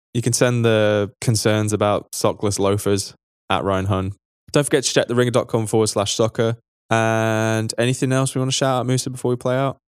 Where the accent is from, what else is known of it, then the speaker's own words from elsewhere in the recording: United Kingdom; now in Berlin, Germany; we're British